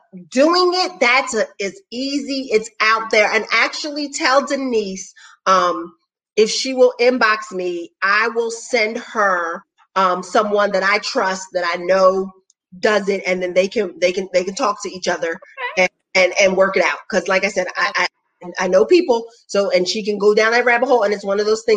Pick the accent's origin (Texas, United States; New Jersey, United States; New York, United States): New Jersey, United States; I'm from Jersey